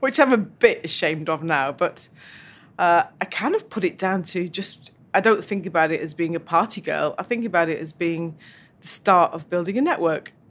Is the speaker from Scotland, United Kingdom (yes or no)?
no; Yorkshire and the Humber, United Kingdom; also born or lived in Tyrone, Northern Ireland; Grew up in Yorkshire in, uh, a little Irish diaspora bubble in South Yorkshire.